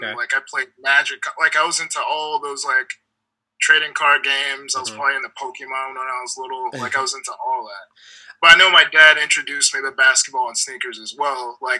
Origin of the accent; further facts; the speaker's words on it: Lakeland, Florida, United States; I was born in Lakeland, Florida, which is like 45 minutes outside of Tampa.